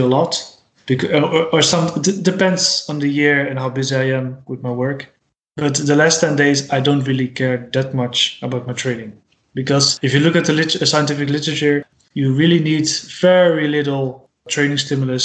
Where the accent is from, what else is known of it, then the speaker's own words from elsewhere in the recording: Rotterdam, South Holland, Netherlands; English is a second language; I'm from Rotterdam